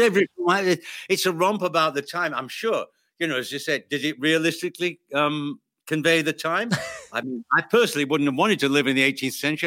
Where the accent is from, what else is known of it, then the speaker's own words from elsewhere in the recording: United Kingdom; I'm British